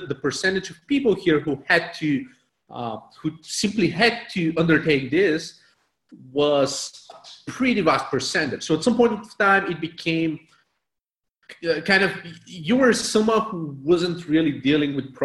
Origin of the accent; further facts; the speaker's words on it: Bulgaria; I was born in Bulgaria back in the late communist days.